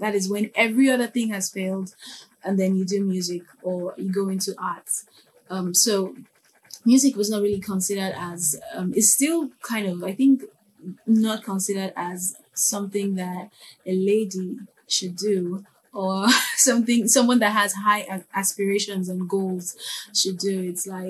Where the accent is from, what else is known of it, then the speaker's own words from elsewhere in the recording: Nigeria; I'm Nigerian. So Nigerians are really religious and highly churchy people. So a lot of musicians and instrumentalists here always start from church.